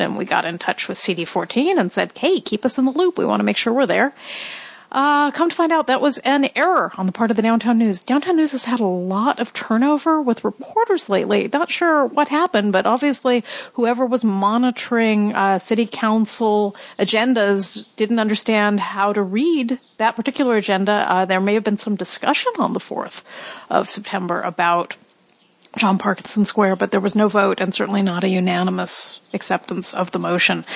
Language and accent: English; Los Angeles, California, United States; As a kid in Hollywood